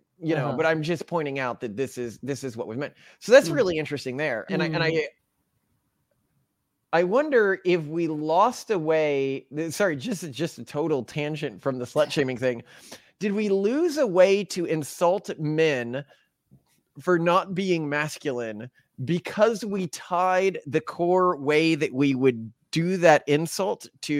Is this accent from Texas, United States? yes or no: yes; Texas, United States; so I grew up in Texas, you know, and a long time ago, I'm 36 now.